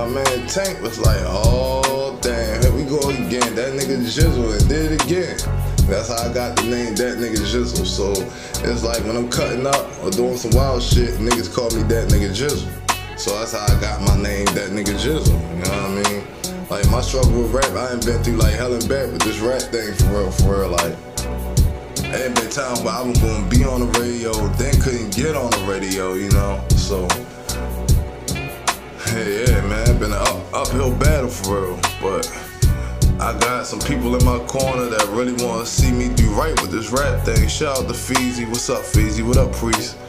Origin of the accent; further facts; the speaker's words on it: Baltimore, Maryland, United States; also born or lived in Annapolis, Maryland; I grew up on the east side of Baltimore, though. I've been here since 95, G